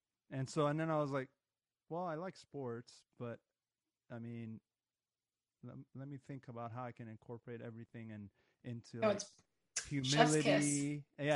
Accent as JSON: {"language": "English", "region": "Northern California", "country": "United States", "tie": "born or raised there", "also_born_or_lived": "Iran", "said": "we are from Northern California."}